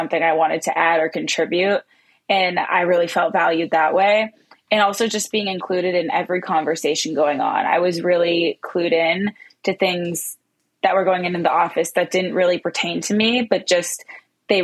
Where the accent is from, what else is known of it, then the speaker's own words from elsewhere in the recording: Pittsburgh, Pennsylvania, United States; moved away as an adult; also born or lived in East Lansing, Michigan; I am from Pittsburgh, Pennsylvania